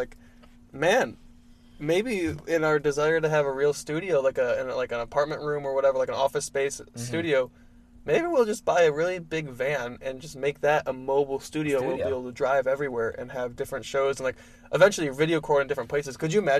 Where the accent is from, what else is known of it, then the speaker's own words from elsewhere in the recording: Michigan, United States; I'm from Michigan.